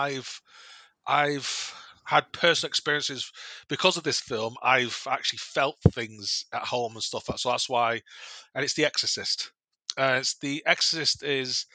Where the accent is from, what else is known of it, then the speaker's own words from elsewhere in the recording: Manchester, North West England, United Kingdom; we're all from Manchester